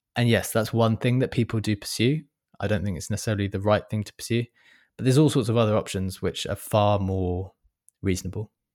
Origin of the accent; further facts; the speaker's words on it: London, United Kingdom; I'm a Londoner